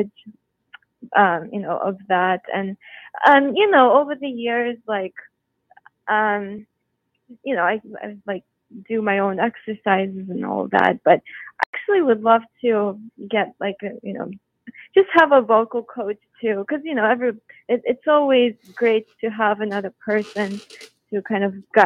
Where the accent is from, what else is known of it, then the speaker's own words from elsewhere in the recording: Moscow, Russia; moved away; also born or lived in Houston, Texas, United States / New York, United States / Los Angeles, United States; I grew up in Moscow, and then we moved to Houston, Texas, and I went to performing arts high school.